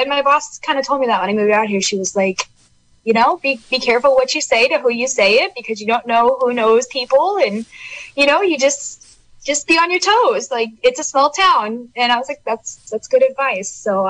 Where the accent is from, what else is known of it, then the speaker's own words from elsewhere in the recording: Sacramento, California, United States; now in Fort Bragg, United States; I grew up in Sacramento. I'm not from Brooklyn. It's a little bit smaller, Sacramento.